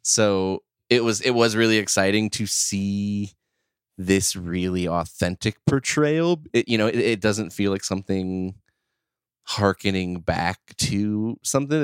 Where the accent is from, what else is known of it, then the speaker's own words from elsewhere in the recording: Midwest, United States; born and raised in the Midwest, currently live, uh, as well.